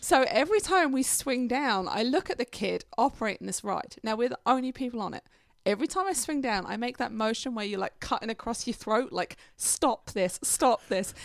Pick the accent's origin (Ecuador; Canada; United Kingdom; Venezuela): United Kingdom; England; now in United States; I'm from England, I don't really know London